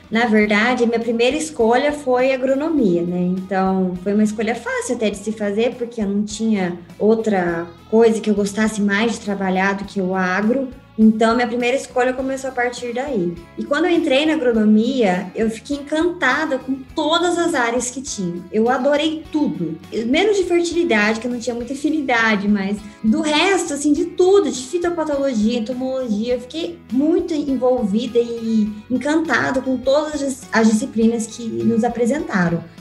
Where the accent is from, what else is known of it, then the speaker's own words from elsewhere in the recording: Londrina, Paraná, Brazil; moved away as an adult; now in Botucatu, Brazil; Eu nasci em Londrina, onde eu estudei, morei a vida inteira, fiz graduação, formei na UEL em agronomia, saindo de lá vim para a Unesp de Botucatu e estou continuando até agora aqui no em Botucatu.